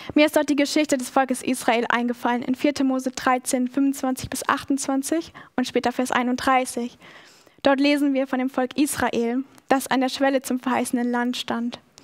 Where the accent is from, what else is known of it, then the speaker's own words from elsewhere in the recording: Schaumburg district, Lower Saxony, Germany; also born or lived in Australia; now in Stuttgart, Germany; Schaumburg ist ein sehr kleiner Landkreis, wo ich aufgewachsen bin